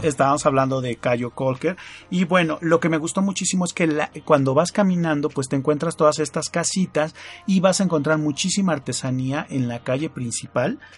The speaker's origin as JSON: {"language": "Spanish", "country": "Mexico"}